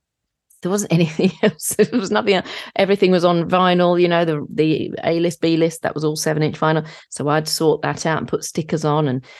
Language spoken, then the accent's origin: English; St Neots, East of England, United Kingdom; I'm from Cambridgeshire, a place called St. Neots